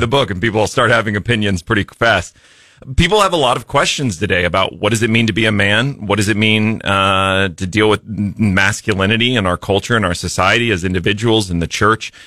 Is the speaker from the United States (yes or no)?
yes; Jefferson City, Missouri, United States; also born or lived in Springfield, Missouri / Ozark, Missouri; I grew up in Jefferson City, but then came back here for college and have never left, stuck around.